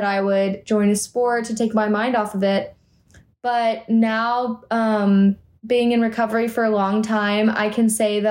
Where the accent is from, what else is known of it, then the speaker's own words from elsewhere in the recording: Austin, Texas, United States; my hometown of Austin, Texas.